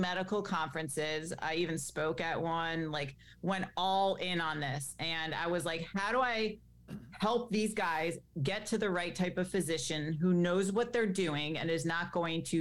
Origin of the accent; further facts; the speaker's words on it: Greenwich, Connecticut, United States; I grew up in Greenwich, Connecticut, which, as you know, is quite the wealthy town